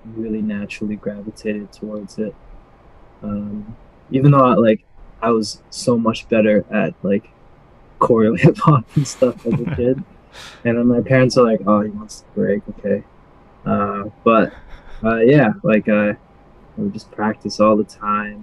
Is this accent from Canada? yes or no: yes; Surrey, British Columbia, Canada; I'm from Surrey, BC, the Vancouver area.